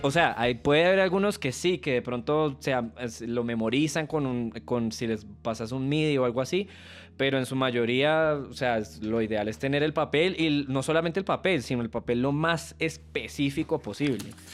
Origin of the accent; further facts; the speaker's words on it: Venezuela; moved away; yo soy, al ser venezolano